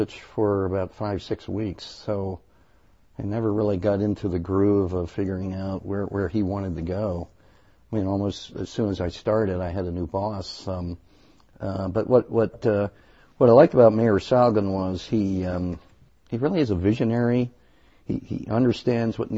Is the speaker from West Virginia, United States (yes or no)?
no; Baltimore, Washington area, Maryland, United States; now in Madison, United States; I'm originally from the Baltimore, Washington area, as is my wife